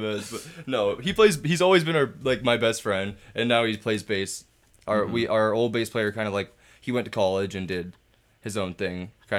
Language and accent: English; Brantford, Ontario, Canada; we're from Brantford, so that's our 519.